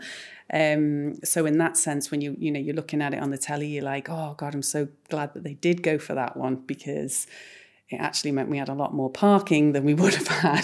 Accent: Liverpool, North West England, United Kingdom; We were born and bred in Liverpool and started our careers here

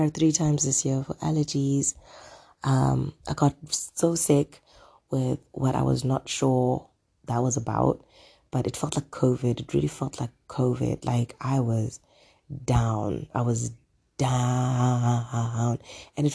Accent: South Africa; I'm South African

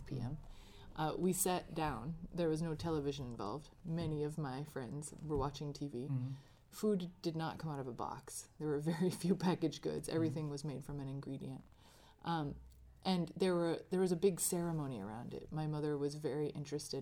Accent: outside of Chicago, Illinois, United States; I grew up outside of Chicago

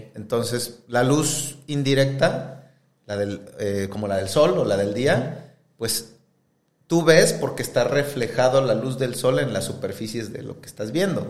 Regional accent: Querétaro, Mexico; also born or lived in Mexico City; now in Monterrey, Mexico; más bien nací en Ciudad de México, pero donde más viví fue en Querétaro

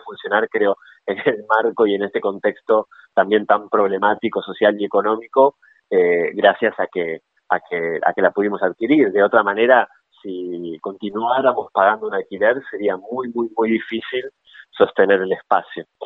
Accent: Gualeguay, Entre Ríos, Argentina; nosotros somos de Entre Ríos, de la ciudad de Gualeguay

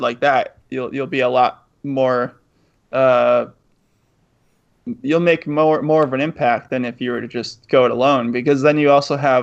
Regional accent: Western Massachusetts, United States; moved away; also born or lived in Boston, Massachusetts; I grew up like in Western Mass, so I wasn't around Bostoners a lot, but I lived in Boston

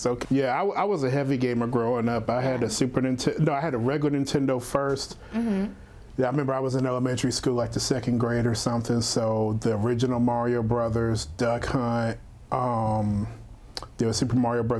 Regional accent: Louisiana, United States; growing up in Louisiana, I don't think I knew anyone with a Sega.

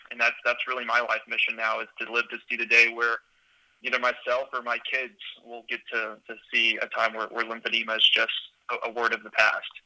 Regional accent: Houston, Texas, United States; also born or lived in Austin, Texas; I'm from Houston, Texas. Was born and raised there

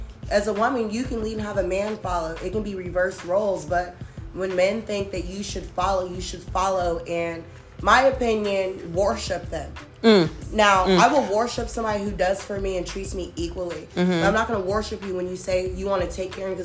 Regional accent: the South, United States; growing up in the South

